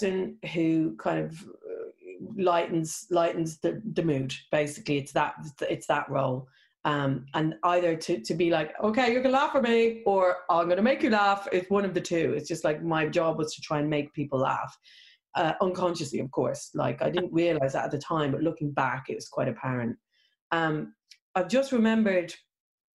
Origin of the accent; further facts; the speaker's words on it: Ireland; being Irish